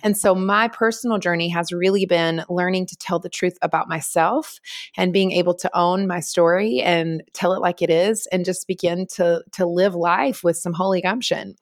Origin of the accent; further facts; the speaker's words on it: North Carolina, United States; moved away as an adult; also born or lived in Los Angeles / Manhattan; now in New York, United States; I was born and raised in North Carolina, in the Southeast of the United States, and then, uh, moved when I was twenty-one to Los Angeles